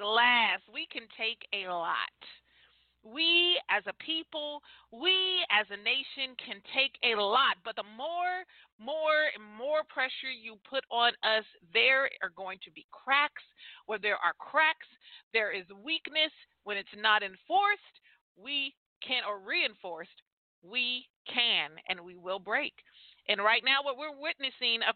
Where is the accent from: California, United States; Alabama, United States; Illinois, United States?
California, United States; moved away as an adult; also born or lived in Atlanta, Georgia; I was born and raised in California, but immediately after high school, I moved to Atlanta, Georgia, and that's where I lived for all of my adult life.